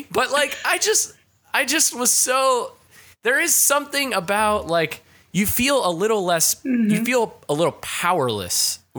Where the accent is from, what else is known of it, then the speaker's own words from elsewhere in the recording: East Coast, United States; now in Southern California, United States; I think I grew up on the East Coast where there's less Spanish speaking.